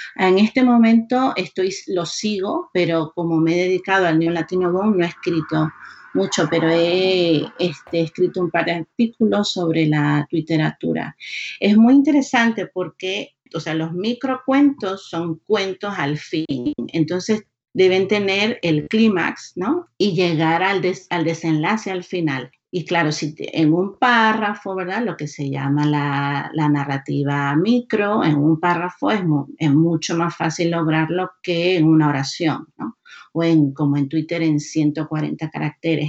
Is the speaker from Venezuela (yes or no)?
yes; Maracaibo, Zulia, Venezuela; moved away as an adult; also born or lived in Florida, United States / Georgia, United States; now in Massachusetts, United States; Nací en Maracaibo, en el norte de Venezuela. Crecí allí, fui a la universidad, me gradué allí y vine a Estados Unidos hace 19 años